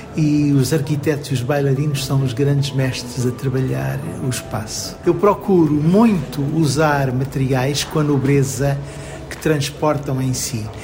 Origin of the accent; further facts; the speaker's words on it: Maputo, Mozambique; now in Portugal; da terra onde eu nasci, que é muito longe daqui